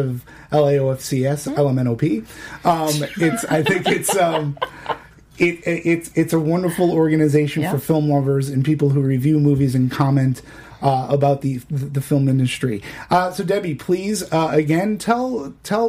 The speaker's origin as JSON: {"language": "English", "town": "Boston", "region": "Massachusetts", "country": "United States", "said": "I'm from Boston"}